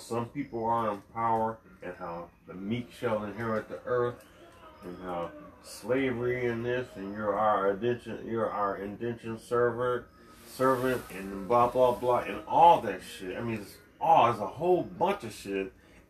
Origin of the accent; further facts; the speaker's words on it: United States; I grew up and understood it in America.